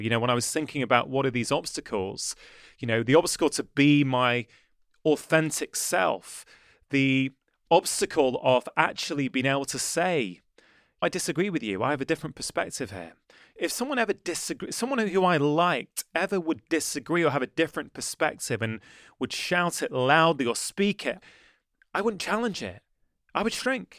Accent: the Northwest, North West England, United Kingdom; also born or lived in Edinburgh; I moved back to the Northwest to help my mother and my brother look after my dad

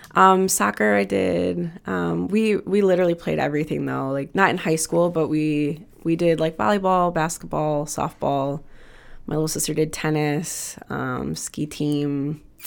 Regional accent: Wisconsin, United States; now in Chicago, United States; we're from Wisconsin

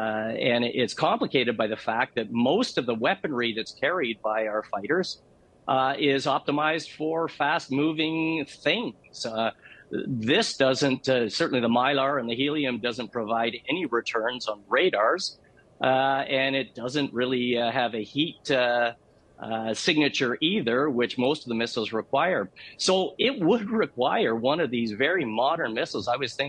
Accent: Canada; as a Canadian boy

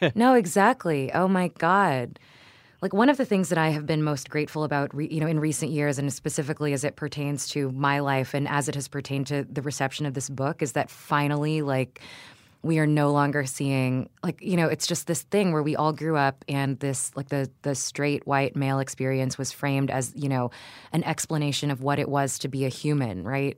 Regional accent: Houston, Texas, United States; my parents are Filipino, but I grew up in Houston and the suburbs

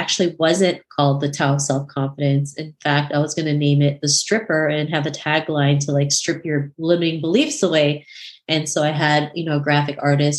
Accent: Canada; my upbringing growing up in Canada.

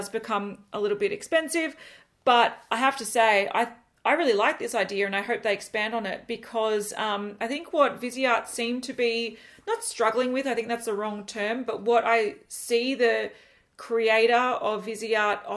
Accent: Australia; We are from Australia

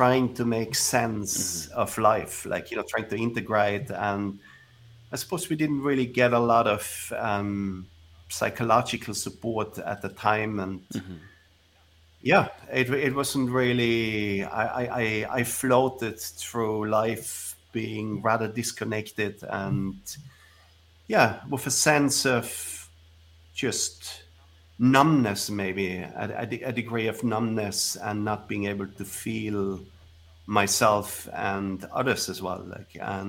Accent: Villach, Carinthia, Austria; I was born 1969. It seems like a long time ago. Without technology. Right. So I grew up in a small village

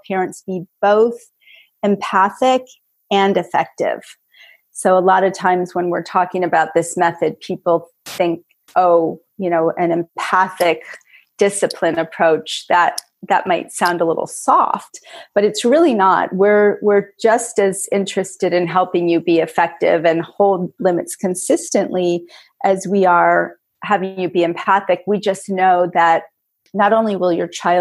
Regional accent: New York, United States; also born or lived in Los Angeles; I'm from New York originally, so I've kind of come back home

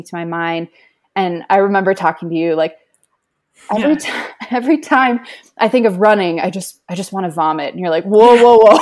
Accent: Minnesota, United States; moved away; I'm from Minnesota originally

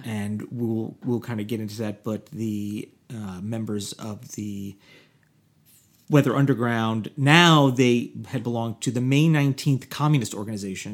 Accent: Orange County, New York, United States; now in Los Angeles, United States; I grew up in Orange County

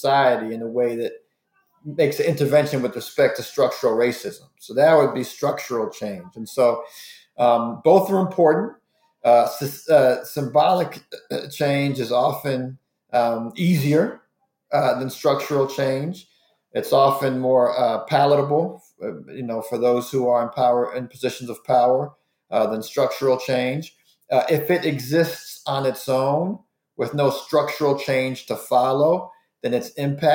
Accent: Washington, District of Columbia, United States; I grew up in Washington, D.C., cheering for the old Bullets

